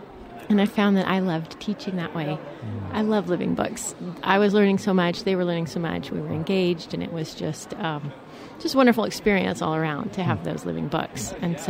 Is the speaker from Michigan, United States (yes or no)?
no; Cedar Park, Texas, United States; We are from Cedar Park.